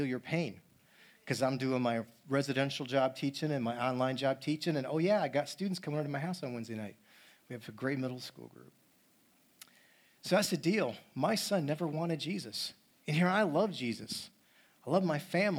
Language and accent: English; Syracuse, New York, United States; moved away; I grew up in New York, but not that area of New York. I grew up near the Cuse, a long ways from here, where it snows